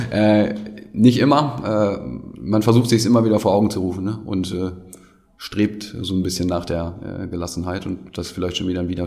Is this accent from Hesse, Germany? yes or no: no; Gronau, North Rhine-Westphalia, Germany; Auch die, die äh, äh, Entwicklung in meiner Heimatstadt Kronau ist mir dann auch wichtig.